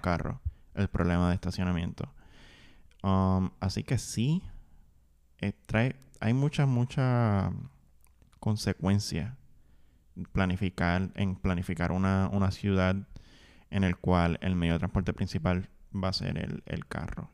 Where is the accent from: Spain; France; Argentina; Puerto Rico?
Puerto Rico; yo me crié ahí en el Caserío Monterrey